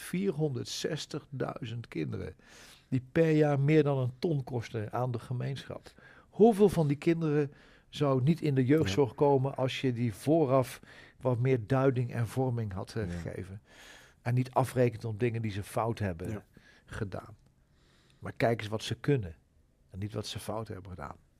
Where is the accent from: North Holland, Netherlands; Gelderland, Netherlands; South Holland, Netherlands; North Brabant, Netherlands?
Gelderland, Netherlands; Achterhoek; in de Achterhoek, waar ik vandaan kom